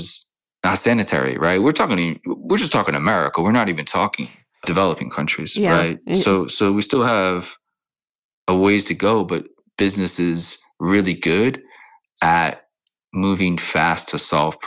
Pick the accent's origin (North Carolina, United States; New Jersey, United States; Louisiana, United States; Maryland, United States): Louisiana, United States; New Orleans; also born or lived in California / Mississippi / Florida / Kansas City; now in Amsterdam, Netherlands; born and raised in New Orleans and bounced around a lot, California, Mississippi, Florida, a lot of places, and settled in Kansas City